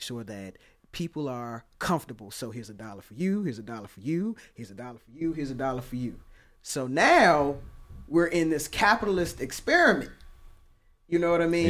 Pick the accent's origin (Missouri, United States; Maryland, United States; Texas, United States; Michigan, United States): Maryland, United States; Oxon Hill; I grew up in Oxon Hill